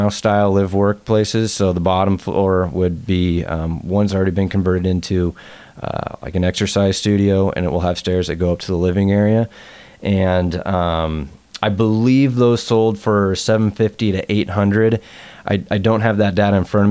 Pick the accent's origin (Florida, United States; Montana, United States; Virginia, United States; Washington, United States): Washington, United States; Bellevue; now in Seattle, United States; I grew up in Bellevue and been in Seattle since I came out to UW in 2001.